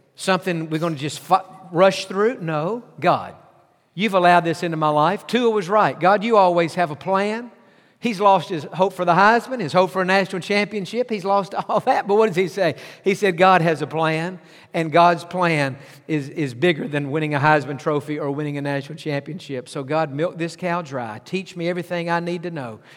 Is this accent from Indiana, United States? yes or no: no; East Texas, United States; I grew up in East Texas